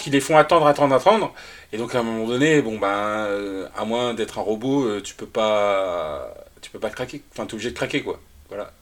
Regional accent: Nantes, Pays de la Loire, France; je suis nantais

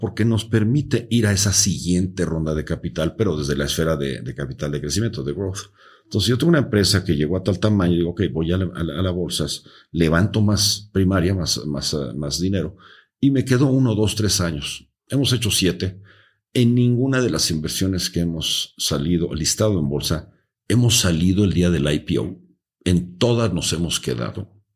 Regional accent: Mexico

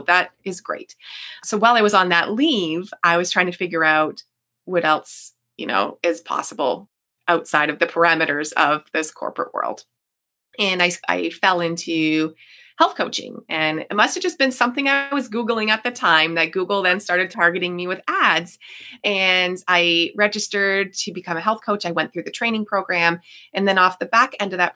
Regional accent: Niagara Falls, Ontario, Canada; I am from Niagara Falls, Ontario

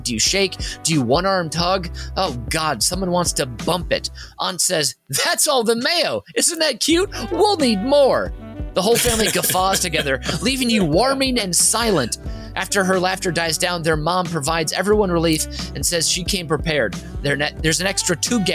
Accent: St. Paul, Minnesota, United States; I'm from Minnesota, by the way, St. Paul, Minnesota, born and raised, proud of it

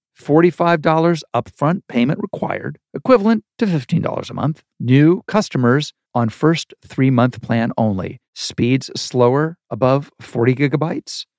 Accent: Dayton, Ohio, United States; moved away; also born or lived in Malibu, California; grew up in Ohio, in, in Dayton

